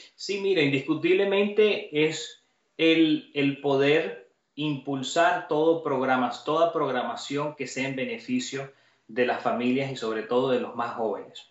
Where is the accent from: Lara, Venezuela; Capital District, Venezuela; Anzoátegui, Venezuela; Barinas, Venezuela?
Capital District, Venezuela; Caracas; now in Doral, United States; son 20 años acá en este gran país, nací en Caracas, vine acá con toda mi familia